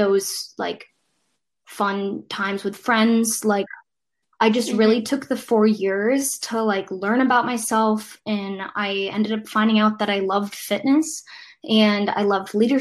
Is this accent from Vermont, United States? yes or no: yes; Vermont, United States; moved away as an adult; now in Boston, United States; I grew up in Vermont, so moving to a city was like a huge change